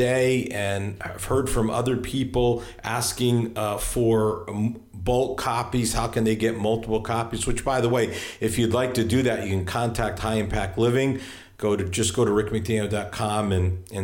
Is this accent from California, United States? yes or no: no; Hartford, Connecticut, United States; now in Virginia, United States; I live in Virginia now, but that's where I grew up, in Hartford, Connecticut.